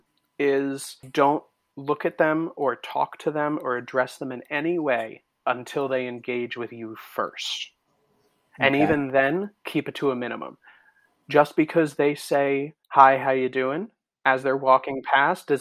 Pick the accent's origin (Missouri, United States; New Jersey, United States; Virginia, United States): New Jersey, United States; now in New York, United States; I live in New York. I'm from Jersey